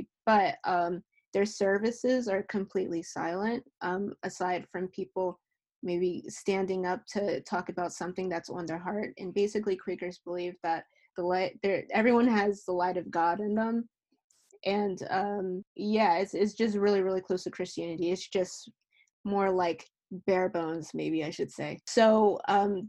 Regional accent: New Jersey, United States; also born or lived in Philadelphia, Pennsylvania; I was born in Philly. My entire family's from Philly, but I was raised in New Jersey, in South Jersey, like 20 minutes away

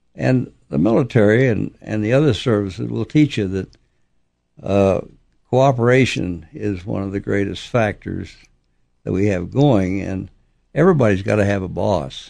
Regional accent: Oklahoma, United States; I was born. I grew up in Oklahoma

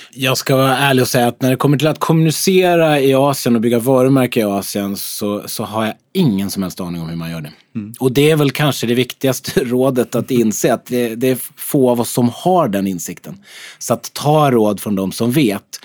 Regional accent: Sweden; att vi är svenskar

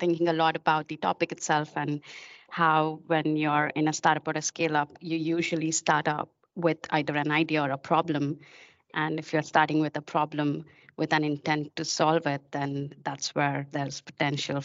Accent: India; moved away; I'm originally from India

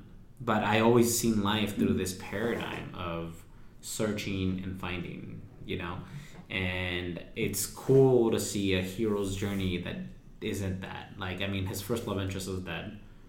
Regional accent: Mexico; And my family, my wife's family is from Sinaloa, and I'm from Aguascalientes in Jalisco. So even our dialogue and our vernacular is different.

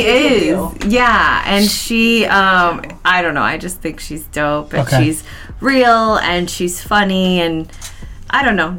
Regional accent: Seattle, Washington, United States; I was born and raised in Seattle.

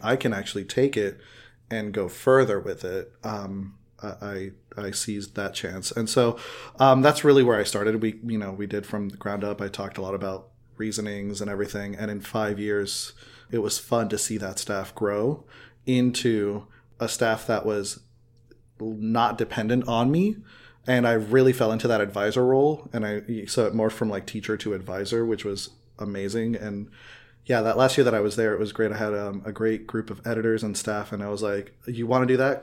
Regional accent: Miami, Florida, United States; growing up in Miami, Miami is a hotbed of culture

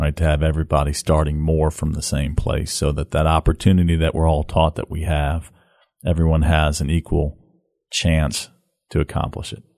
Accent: St. Louis, Missouri, United States; now in Memphis, United States; born and raised in Saint Louis, Missouri.

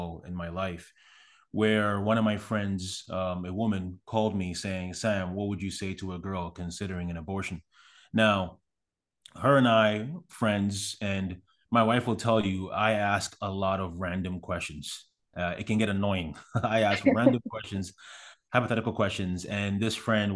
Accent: Accra, Greater Accra, Ghana; also born or lived in Canada; now in United States; I was born in Accra, which is the capital city of Ghana. I grew up there

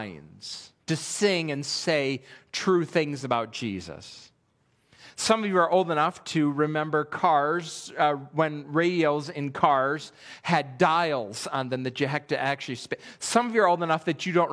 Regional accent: Western New York, United States; also born or lived in Pennsylvania; now in Millersville, United States; I grew up in Western New York

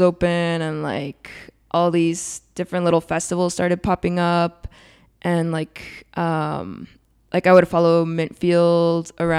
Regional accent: San Diego, California, United States; also born or lived in Tijuana, Mexico / Chula Vista; I feel like I grew up more in San Diego, but still like had both like places very much present in my childhood.

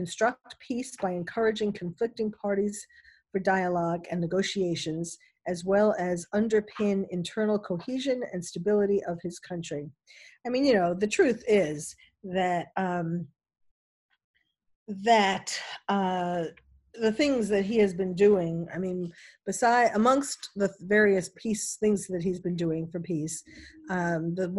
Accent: New York City, New York, United States; someone who was born and bred in New York City

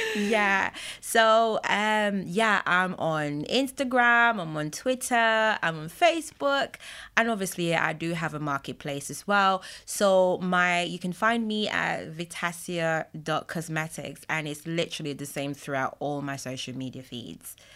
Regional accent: Jamaica; I'm Jamaican

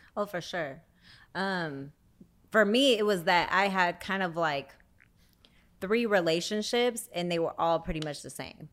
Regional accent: Bay Area, California, United States; now in Los Angeles, United States; I'm originally from the Bay Area, but I currently live in L

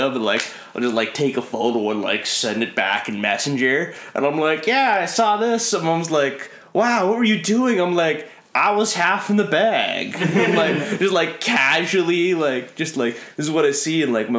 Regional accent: Lindsay, Ontario, Canada; I'm from Lindsay, Ontario. So if you don't know where that is, about kind of where Barrie, Peterborough, that same area, about an hour and a half north of Toronto.

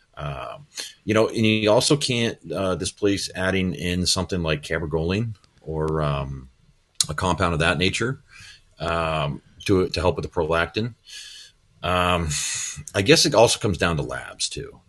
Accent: Midwest, United States; I'm from the Midwest too, so I can say pop. We, we, I grew up with pop

